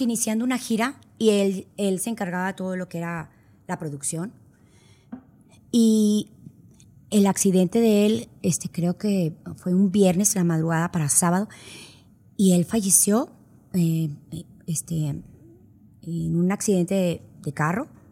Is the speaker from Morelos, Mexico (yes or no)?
no; Monterrey, Nuevo León, Mexico; also born or lived in San Antonio, Texas; aunque vivía en Texas, pues yo no era de Texas, yo era de Monterrey